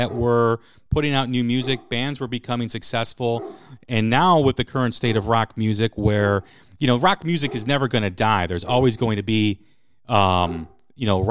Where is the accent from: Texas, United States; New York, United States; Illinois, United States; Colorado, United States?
Illinois, United States; Chicago; I'm from Chicago